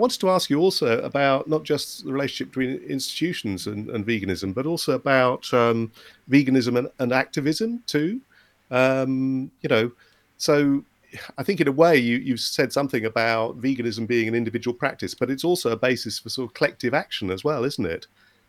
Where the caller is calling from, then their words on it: Oxford, South East England, United Kingdom; here I'm talking from Oxford in the UK